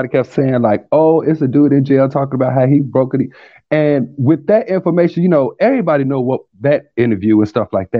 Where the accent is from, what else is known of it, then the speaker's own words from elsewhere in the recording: Chicago, Illinois, United States; moved away; also born or lived in Alabama; I'm originally from Chicago. I grew up and was raised in Chicago